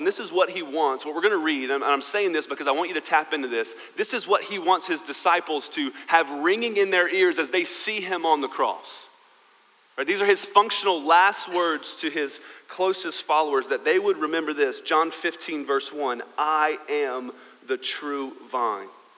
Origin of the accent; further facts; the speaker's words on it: United States; I am American